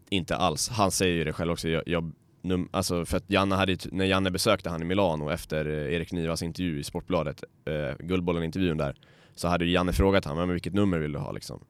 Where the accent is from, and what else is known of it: Sweden